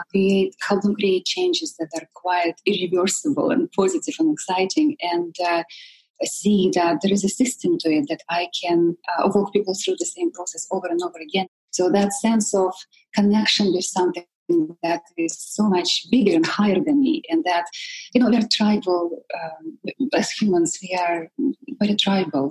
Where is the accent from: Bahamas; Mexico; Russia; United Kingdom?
Russia; Siberia; moved away; I come from Russia, all the way from Siberia. I'm that exotic. And growing up in communist Russia